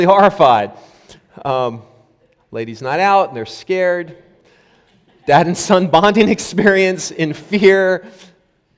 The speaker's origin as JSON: {"language": "English", "country": "United States", "tie": "born or raised there", "moved": "yes", "said": "when I was a kid growing up in the States"}